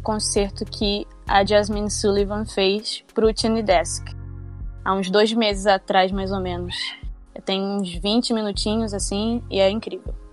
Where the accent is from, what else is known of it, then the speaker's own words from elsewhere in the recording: São Gonçalo, Rio de Janeiro, Brazil; ser de uma igreja na periferia da minha cidade, eu sou de São Gonçalo, no Rio de Janeiro